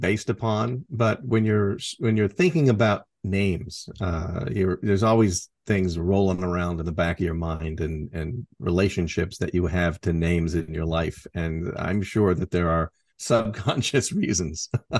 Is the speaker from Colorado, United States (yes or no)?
no; Port Angeles, Washington, United States; Oh, back in my hometown of Port Angeles, Washington.